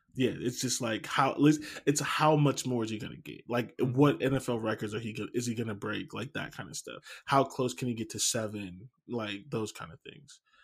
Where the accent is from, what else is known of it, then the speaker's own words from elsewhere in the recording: Canton, Ohio, United States; I'm from Canton. There's nothing there